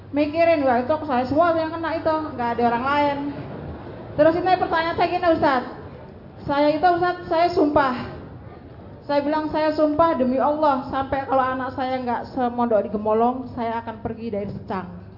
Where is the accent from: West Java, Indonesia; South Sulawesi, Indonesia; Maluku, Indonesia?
West Java, Indonesia; Karawang; also born or lived in Magelang; Ustaz dari Kerawang.